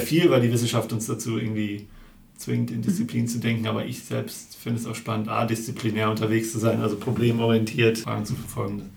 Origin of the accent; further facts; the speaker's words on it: Hamm, North Rhine-Westphalia, Germany; ich bin eigentlich äh, aus Hamm, also in Grenzen mhm. des Ruhrpots sozusagen